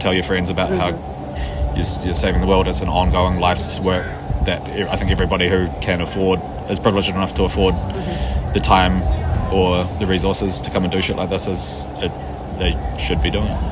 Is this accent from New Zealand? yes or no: yes; Wellington, New Zealand; I'm from Wellington, New Zealand.